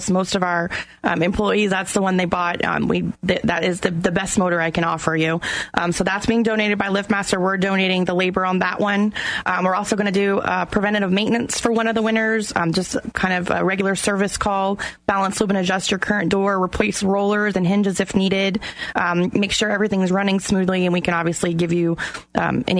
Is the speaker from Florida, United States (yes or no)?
yes; Apopka, Florida, United States; moved away; I grew up in Apopka